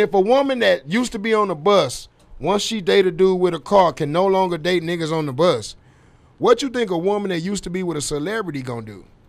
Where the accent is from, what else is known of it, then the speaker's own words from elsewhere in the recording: Dallas, Texas, United States; I'm from Dallas